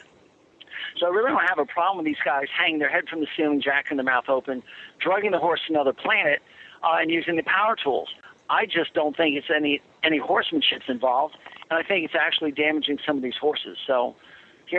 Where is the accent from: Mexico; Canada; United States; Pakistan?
United States; Chappaqua, New York; moved away; the town that I went to, that I lived in my first 18 years of life. So everybody knows Reader's Digest from Chappaqua, New York